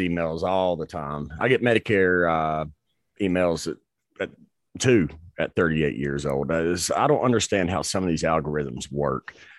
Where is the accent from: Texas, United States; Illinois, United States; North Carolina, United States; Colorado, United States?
North Carolina, United States; I grew up in North Carolina